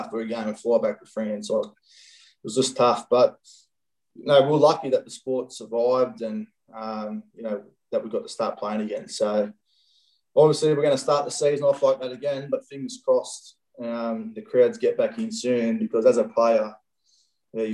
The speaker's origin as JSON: {"language": "English", "area": "Central Coast", "region": "New South Wales", "country": "Australia", "tie": "born or raised there", "also_born_or_lived": "Penrith / Sydney / London", "moved": "as an adult", "said": "I grew up on the Central Coast"}